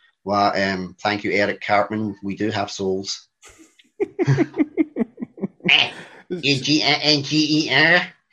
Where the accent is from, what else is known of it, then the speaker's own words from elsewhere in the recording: Coatbridge, Scotland, United Kingdom; accent: Glaswegian; also born or lived in Airdrie; Born and bred in Scotland in my wee district, of Airdrie, then Coatbridge